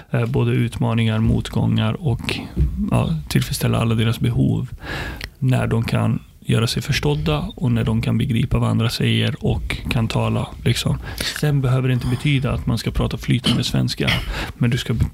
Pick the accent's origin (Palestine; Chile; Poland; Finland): Palestine; now in Sweden; jag är stolt över att både vara arab, muslim och, och, och komma från Palestina.